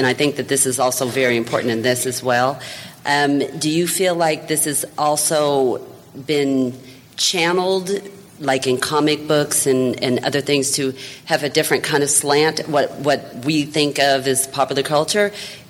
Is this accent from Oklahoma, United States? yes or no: yes; Oklahoma, United States; I'm from Oklahoma